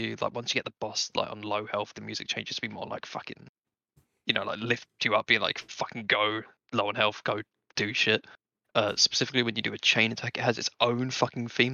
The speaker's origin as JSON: {"language": "English", "country": "United Kingdom", "said": "we're British"}